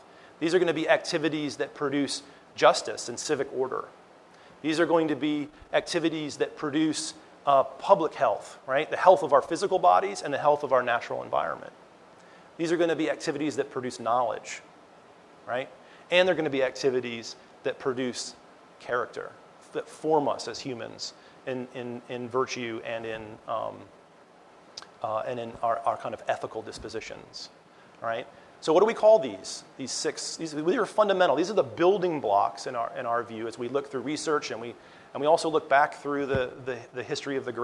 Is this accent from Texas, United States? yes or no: no; Montana, United States; also born or lived in New York; I was actually born in New York, but I was raised in Montana